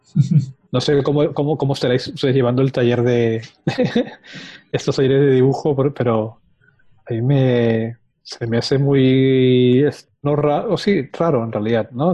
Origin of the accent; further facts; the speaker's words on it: Lima, Peru; moved away as an adult; now in Valencia, Spain; En Lima, yo soy de Perú. Ah. Viví ahí hasta el 2003, que me mudé a Palencia.